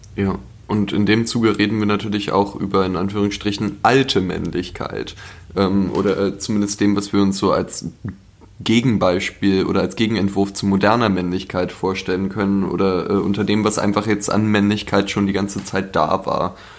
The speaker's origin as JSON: {"language": "German", "region": "Berlin", "country": "Germany", "tie": "born or raised there", "also_born_or_lived": "Leipzig", "said": "ich bin in Charlottenburg aufgewachsen."}